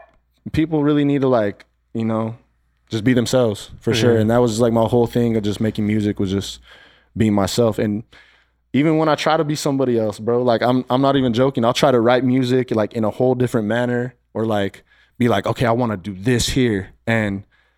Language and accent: English; Silver City, New Mexico, United States; now in Phoenix, United States; From New Mexico, Silver City, New Mexico.